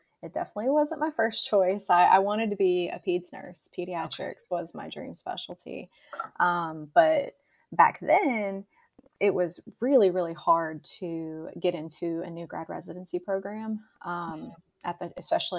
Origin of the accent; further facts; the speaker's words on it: West Tennessee, United States; moved away as an adult; also born or lived in Nashville, Tennessee; now in Atlanta, Georgia, United States; I'm originally from Tennessee. I was born and raised in a really small town in West Tennessee